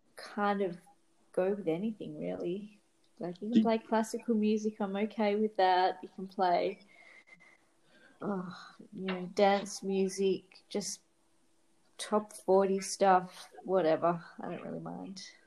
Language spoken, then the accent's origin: English; Australia; I grew up in Australia